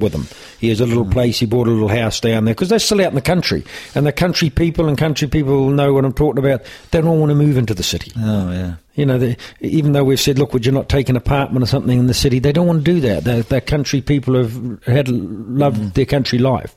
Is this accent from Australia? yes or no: no; New Zealand; moved away as an adult; now in Ireland; growing up in New Zealand